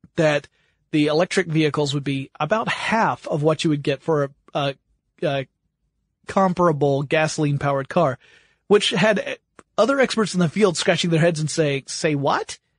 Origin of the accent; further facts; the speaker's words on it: United States; being American